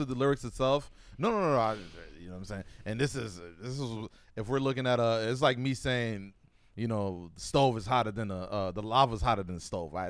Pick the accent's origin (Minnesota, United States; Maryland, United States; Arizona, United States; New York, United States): New York, United States; Buffalo; born or raised there; now in Oregon, United States